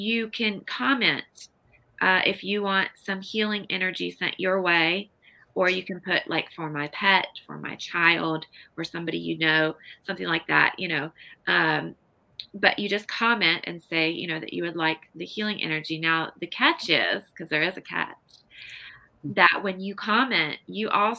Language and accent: English; Nebraska, United States; moved away; local haunts where we grew up in Nebraska